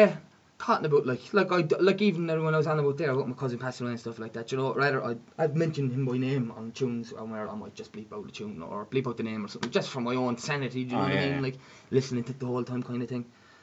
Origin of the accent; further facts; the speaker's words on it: Dublin, Leinster, Ireland; accent: Dublin; I think I'm not going to get into my Dublin accent. I'm going to leave that at the door.